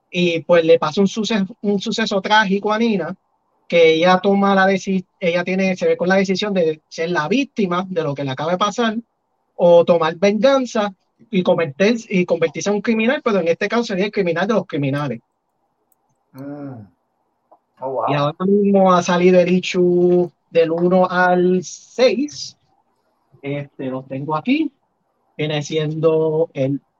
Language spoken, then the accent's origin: Spanish; San Juan, Puerto Rico; Yo soy de San Juan.